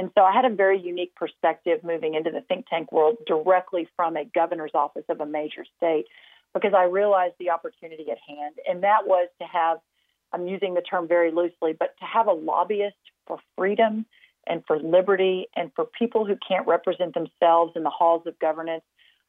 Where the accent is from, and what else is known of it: Texas, United States; born or raised there